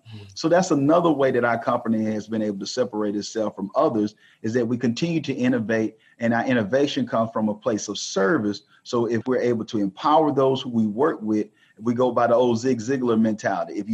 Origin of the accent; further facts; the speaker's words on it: the South, United States; growing up in the South, it's you know, of course, you understand racism